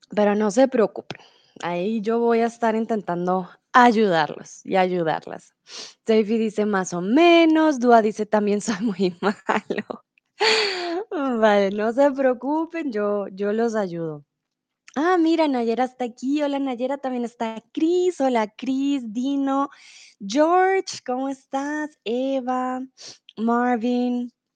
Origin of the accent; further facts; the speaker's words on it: Colombia; now in Germany; Soy de Colombia, vivo comúnmente en Alemania, pero ahora estoy un tiempo en México.